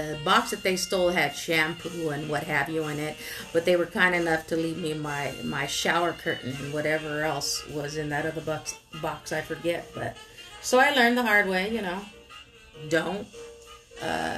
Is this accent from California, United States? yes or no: yes; Oxnard, California, United States; born and raised in Southern California by way of Oxnard, the 93030.